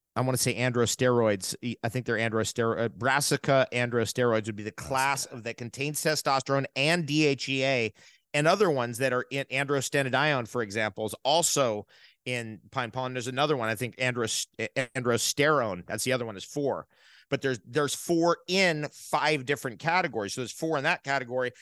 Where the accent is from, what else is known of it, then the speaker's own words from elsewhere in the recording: United States; moved away; I'm originally from New York and New, and New, Jersey